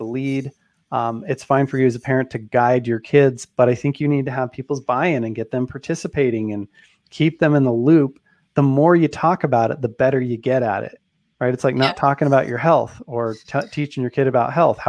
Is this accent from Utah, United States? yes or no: yes; Utah, United States; I'm from Utah. People have a lot of kids here